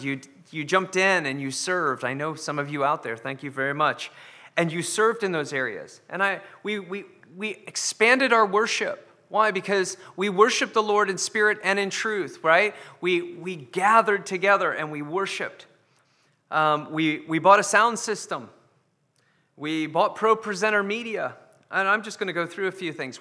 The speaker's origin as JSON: {"language": "English", "country": "United States", "moved": "yes", "said": "being American"}